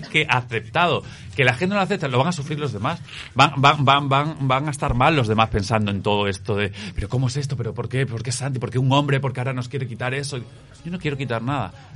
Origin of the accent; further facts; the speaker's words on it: Cáceres, Extremadura, Spain; also born or lived in Latin America; now in Madrid, Spain; Sí, vivo en Madrid, pero soy eh, de Cáceres, de la región de Extremadura. Pero ya llevo 18 años en Madrid